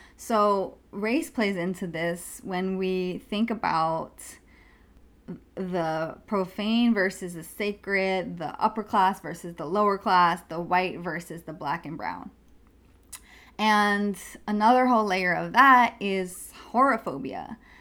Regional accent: New York, United States; I grew up in New York

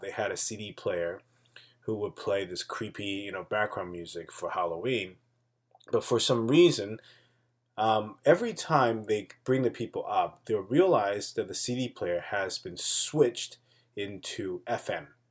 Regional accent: Taipei, Taiwan; my hometown, Taipei

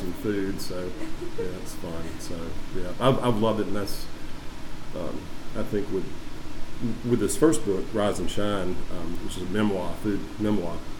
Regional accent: Perry, Georgia, United States; moved away as an adult; now in Savannah, United States; I grew up in Perry, Georgia, is originally where I'm from, my hometown

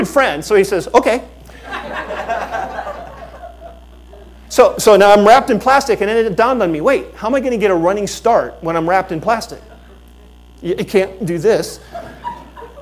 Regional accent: Fort Lauderdale, Florida, United States; I grew up in Fort Lauderdale.

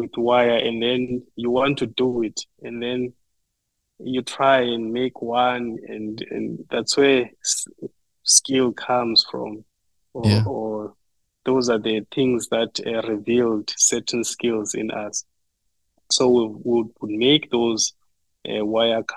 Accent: Butterworth, Eastern Cape, South Africa; now in Norman, United States; I grew up in South Africa, in Eastern Cape Province, in a small town called Butterworth. But I've been raised in a village which is closer to Butterworth, about 20 kilometers

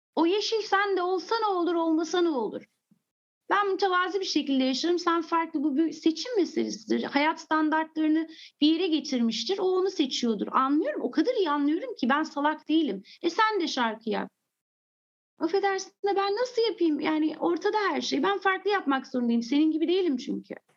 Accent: England, United Kingdom; also born or lived in Turkey; Sonra İngiltere'ye gittim ve ben orada e, daha 3 yaşımda bana bazı şeyler anlatıldığında kafam hiç karışmadı

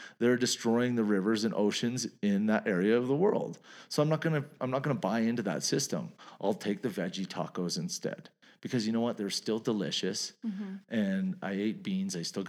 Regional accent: Canada; I'm Canadian.

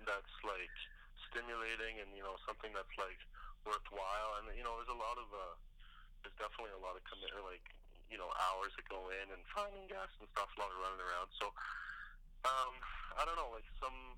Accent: Prince George, British Columbia, Canada; moved away; I'm originally from Prince George, British Columbia

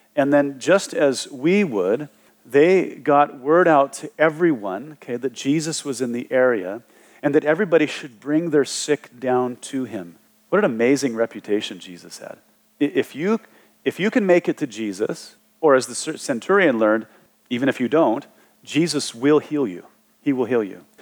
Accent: Wyoming, United States; growing up in Wyoming, uh, on the southern border there, right by the Wasatch Front in Utah

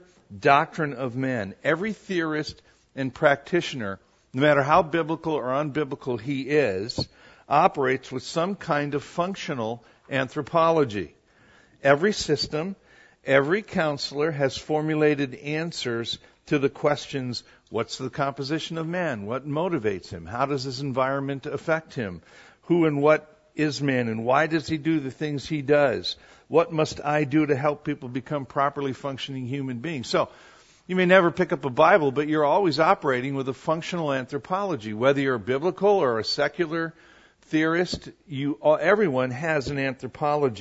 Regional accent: Wisconsin, United States; moved away; three girls that I grew up with in Wisconsin

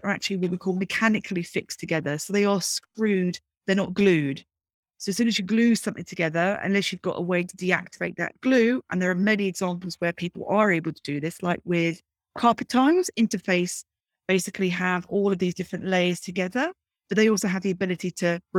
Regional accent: Brighton, South East England, United Kingdom; growing up in Brighton in the UK

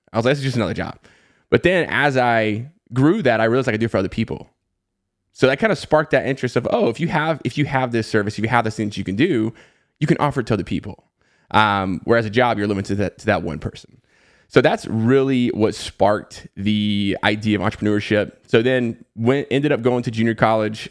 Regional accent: the Southeast of the United States, United States; I grew up in the Southeast of the United States and, you know, pretty much lived there my entire life

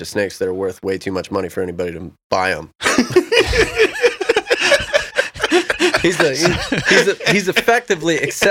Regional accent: Missouri, United States; also born or lived in Northern Illinois; I come from Missouri.

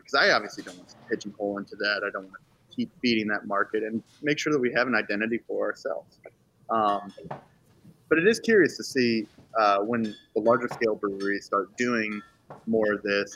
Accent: Charlottesville, Virginia, United States; I grew up in Charlottesville

